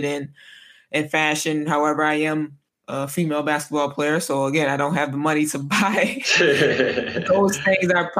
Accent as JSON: {"language": "English", "country": "United States", "moved": "as an adult", "lives_now": "Italy", "said": "sometimes I catch myself being American"}